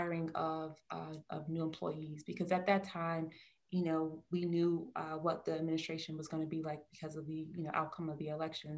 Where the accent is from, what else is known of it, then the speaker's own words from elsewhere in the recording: Newark, New Jersey, United States; I grew up in New Jersey, I'm from the Garden State, but I grew up in, you know, a very metropolitan area of town, from Newark, New Jersey